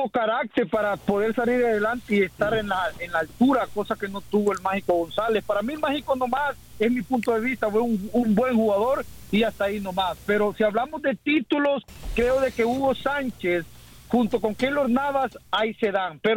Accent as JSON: {"language": "Spanish", "country": "El Salvador", "said": "yo soy salvadoreño"}